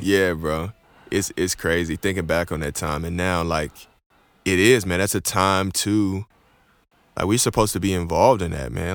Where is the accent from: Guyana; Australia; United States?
United States; Houston, Texas; now in Oklahoma, United States; I'm from Houston, as, as some of you guys that know me from my music know I'm from Houston